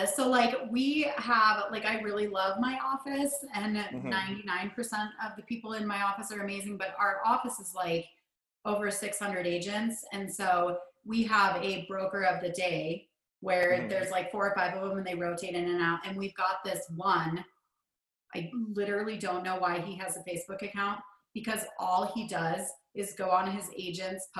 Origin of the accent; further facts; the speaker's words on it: Santa Monica, California, United States; moved away; I'm actually from California, grew up in Santa Monica